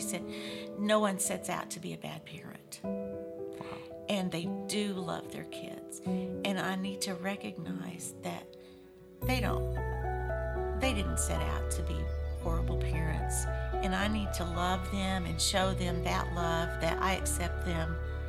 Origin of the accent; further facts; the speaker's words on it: Missouri, United States; I grew up in Missouri.